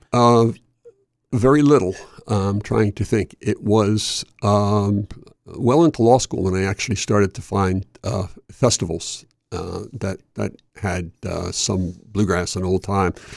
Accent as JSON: {"language": "English", "town": "Chester", "region": "Pennsylvania", "country": "United States", "tie": "born or raised there", "also_born_or_lived": "Delaware", "moved": "as an adult", "said": "I was born in Chester, Pennsylvania, right across the line from, uh, from Wilmington. and grew up there all the way through"}